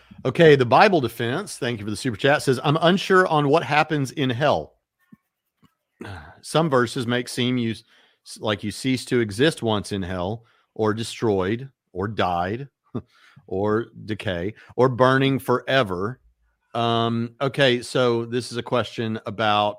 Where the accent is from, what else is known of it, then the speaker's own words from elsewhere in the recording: United States; being an American